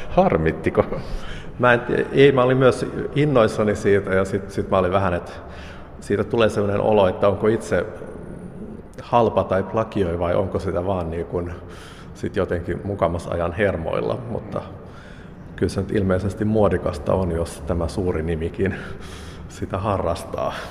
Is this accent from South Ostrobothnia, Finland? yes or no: no; Lappeenranta, South Karelia, Finland; mä olen itse Lappeenrannasta kotoisin